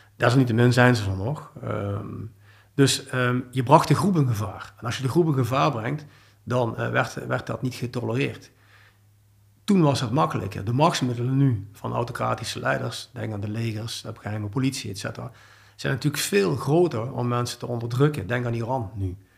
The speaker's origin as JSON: {"language": "Dutch", "town": "Heerlen", "region": "Limburg", "country": "Netherlands", "moved": "yes", "lives_now": "Belgium", "said": "Ik ben oorspronkelijk uit het Zuid-Limburgs, uit Heerlen"}